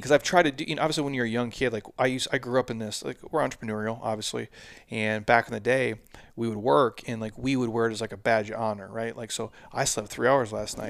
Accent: Midwest, United States; I grew up in the Midwest

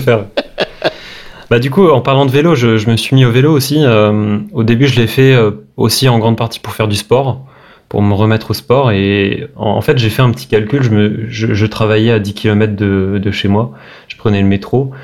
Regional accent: Brest, Brittany, France; moved away as an adult; now in Paris, France; Je viens de Brest, à la base je suis breton, donc je suis expatrié

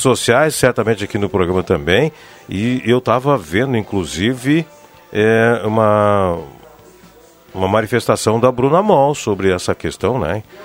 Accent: Rio Pardo, Rio Grande do Sul, Brazil; minha terra, Rio Pardo

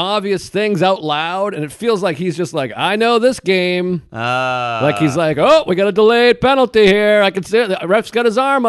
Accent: New England, United States; moved away; I'm from New England, so we have all the oldest franchises.

